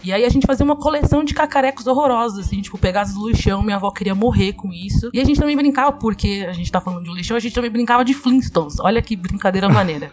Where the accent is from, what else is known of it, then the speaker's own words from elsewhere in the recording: São Paulo, Brazil; Eu sou aqui da Zona Sul de São Paulo e minha avó morou, e, né, a vida inteira todo mundo morou no mesmo terreno